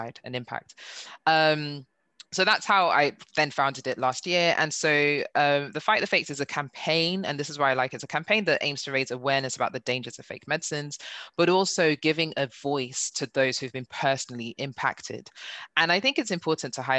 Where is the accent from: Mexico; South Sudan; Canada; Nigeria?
Nigeria; now in United Kingdom; being Nigerian